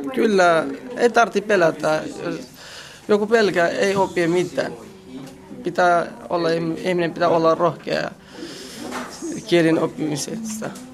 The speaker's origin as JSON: {"language": "Finnish", "region": "Kurdistan Region", "country": "Iraq", "also_born_or_lived": "Finland", "second_language": "Finnish", "moved": "as an adult", "lives_now": "Tornio, Finland", "said": "olen kotoisin Irakista ja mä oon kurdilainen, siis eh, mä oon Irakin kurdi"}